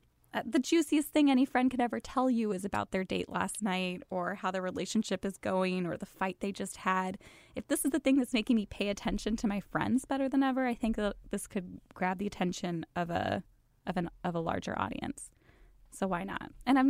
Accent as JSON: {"language": "English", "region": "Midwest", "country": "United States", "tie": "born or raised there", "said": "Yeah, I grew up in the Midwest. I went to like pretty standard suburban high schools."}